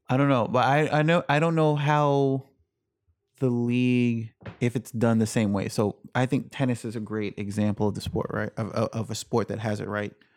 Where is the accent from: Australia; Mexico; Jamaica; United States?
Jamaica; I was born in Jamaica.